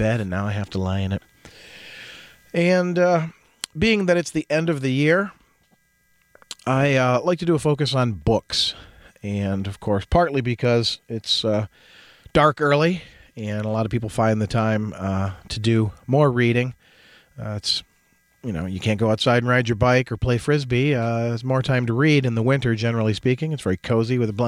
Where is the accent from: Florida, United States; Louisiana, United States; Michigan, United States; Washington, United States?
Michigan, United States; Jackson; I was born in Jackson, Michigan, myself